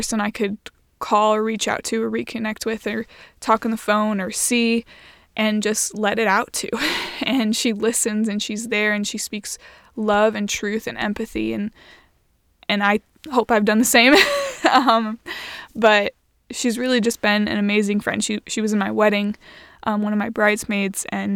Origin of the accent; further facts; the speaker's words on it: Indiana, United States; we're both from Indiana and we both went to Indiana University